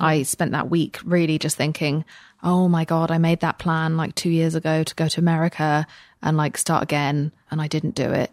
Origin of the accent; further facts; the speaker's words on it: England, United Kingdom; moved away as an adult; now in United States; I am an English person